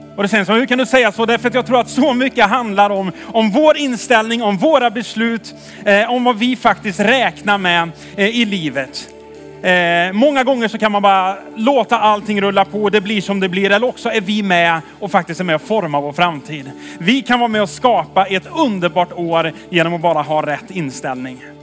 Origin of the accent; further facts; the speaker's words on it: Tidaholm, Västra Götaland, Sweden; jag är från Tidaholm.